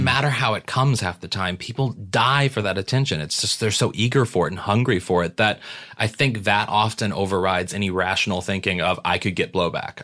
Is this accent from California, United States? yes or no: no; St. Louis, Missouri, United States; we're both from Saint Louis